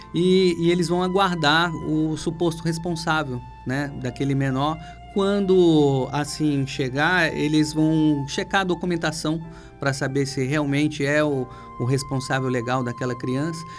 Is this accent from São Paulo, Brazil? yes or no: yes; Ribeirão Preto, São Paulo, Brazil; moved away as an adult; now in Pará, Brazil; Natural de Ribeirão Preto.